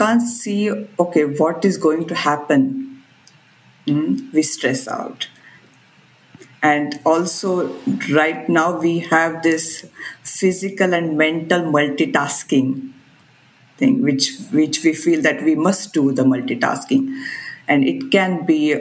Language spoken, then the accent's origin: English; Mumbai, Maharashtra, India; moved away as an adult; also born or lived in Cleveland, Ohio, United States; now in Stockholm, Sweden; I'm from Bombay.